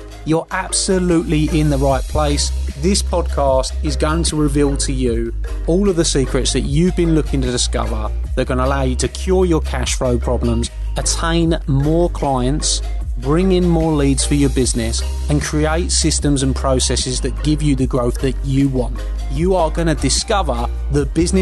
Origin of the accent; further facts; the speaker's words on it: Essex, East of England, United Kingdom; my hometown in Essex